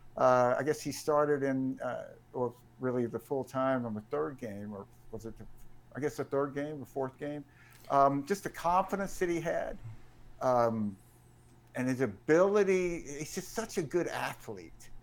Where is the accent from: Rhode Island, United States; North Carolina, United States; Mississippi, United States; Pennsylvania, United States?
Mississippi, United States; Jackson; when I was a kid growing up in Jackson, and my dad and I used to, uh, walk to the games that were in Memorial Stadium, um, for my house over in Bellhaven.